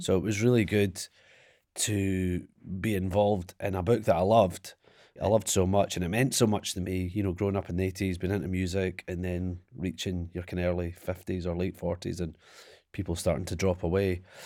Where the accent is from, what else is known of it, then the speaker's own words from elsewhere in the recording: Perth, Scotland, United Kingdom; I grew up in Perth and small town, no excitement, no bands ever came into play.